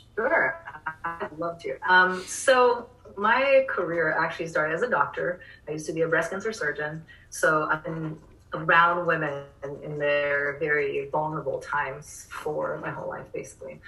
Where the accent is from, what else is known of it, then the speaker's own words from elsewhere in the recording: Rio de Janeiro, Brazil; now in Austin, United States; I'm from Rio